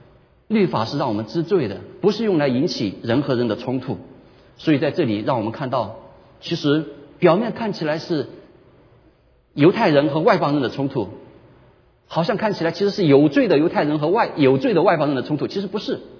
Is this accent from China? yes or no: yes; China; 我们中国人喜欢说一句话，叫做"修身齐家"。